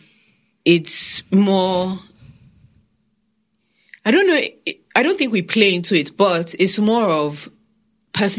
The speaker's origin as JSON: {"language": "English", "country": "Nigeria", "said": "being a Nigerian woman"}